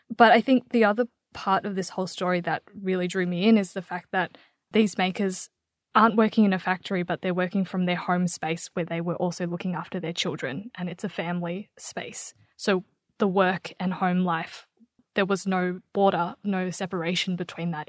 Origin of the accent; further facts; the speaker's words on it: Australia; I am Vietnamese. I was born in Australia, but I have a Vietnamese background.